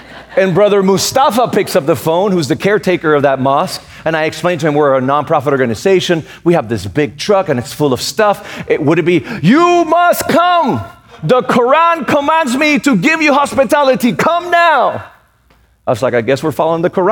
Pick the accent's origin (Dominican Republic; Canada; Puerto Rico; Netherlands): Puerto Rico; moved away; also born or lived in Raleigh, North Carolina; I was born and raised in Puerto Rico